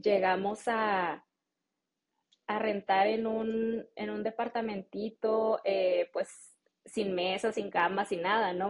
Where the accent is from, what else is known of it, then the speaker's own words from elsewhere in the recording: Jalisco, Mexico; first language Spanish; moved away as an adult; also born or lived in Salinas, California, United States; now in United States; a mí me tocó crecer en México. Entonces yo siempre he dicho que soy mexicana.